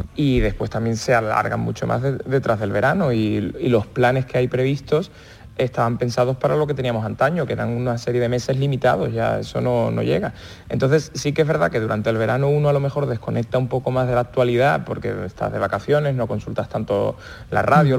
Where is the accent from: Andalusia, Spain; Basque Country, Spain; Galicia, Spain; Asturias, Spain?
Andalusia, Spain; nosotros que somos andaluces